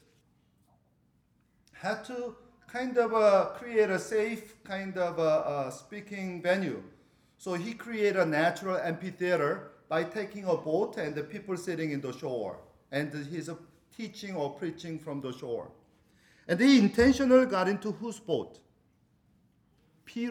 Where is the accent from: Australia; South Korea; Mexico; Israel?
South Korea; moved away; when we were growing up in South Korea